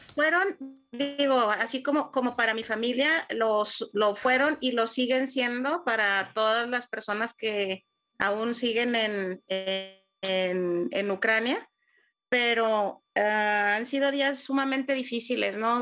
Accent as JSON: {"language": "Spanish", "country": "Mexico", "moved": "as an adult", "lives_now": "Ukraine", "said": "como mexicana"}